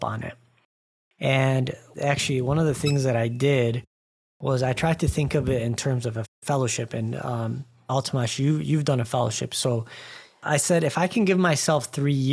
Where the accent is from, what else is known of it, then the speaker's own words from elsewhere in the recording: Dearborn, Michigan, United States; moved away; I grew up in Metro Detroit, just outside. It's a suburb called Dearborn, where all of the Arabs are.